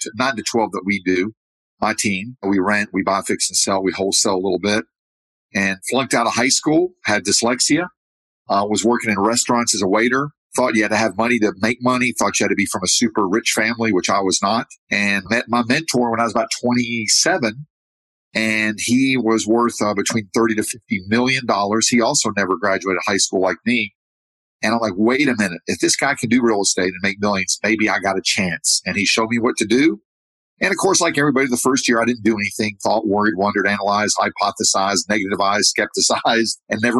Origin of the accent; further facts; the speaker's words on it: United States; now in Medellin, Colombia; I'm American